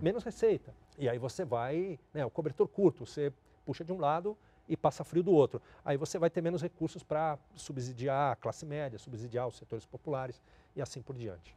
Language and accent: Portuguese; Brazil; Como brasileiros, como latino-americanos